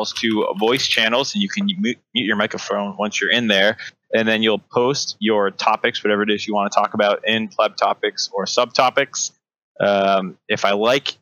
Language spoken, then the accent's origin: English; Needham, Massachusetts, United States; I grew up in Needham